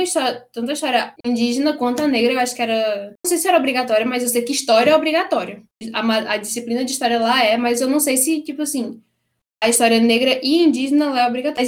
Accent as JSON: {"language": "Portuguese", "country": "Brazil", "also_born_or_lived": "Canada", "moved": "yes", "said": "eu também eu sou brasileira, eu sei da história negra no Brasil"}